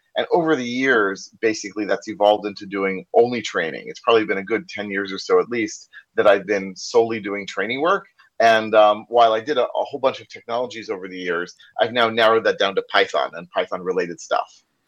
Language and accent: English; United States; accent: American; first language English; now in Israel; you probably can't tell from my accent, because I'm like originally from the U.S.